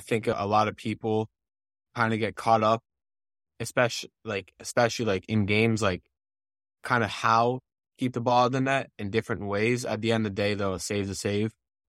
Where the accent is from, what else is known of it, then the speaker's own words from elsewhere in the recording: Montpelier, Vermont, United States; Yeah, I mean, it's great to grow up there.